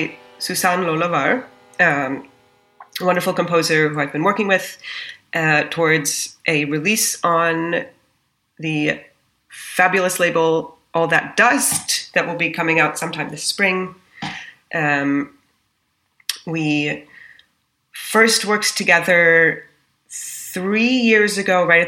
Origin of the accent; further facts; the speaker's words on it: Washington, District of Columbia, United States; moved away as an adult; now in Berlin, Germany; I'm from Washington, D.C. originally